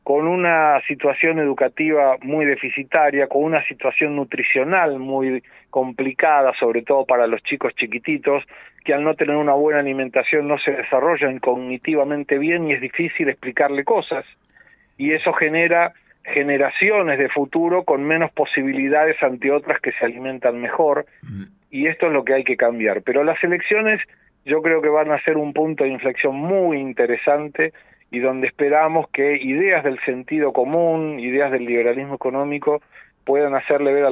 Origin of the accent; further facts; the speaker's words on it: Argentina; now in Brazil; Yo vivo en Brasil, soy argentino, hace 34 años tengo residencia en Brasil, pero cada vez estoy más aquí en Argentina, ahora estoy en Argentina